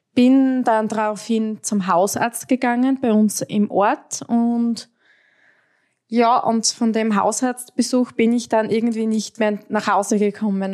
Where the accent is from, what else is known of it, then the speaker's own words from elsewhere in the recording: Styria, Austria; ich komme aus der Steiermark, aus Österreich.